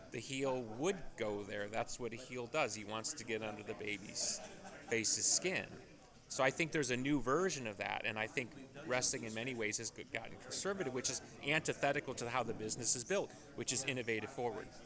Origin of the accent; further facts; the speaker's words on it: Chicago, Illinois, United States; I grew up in the Chicago version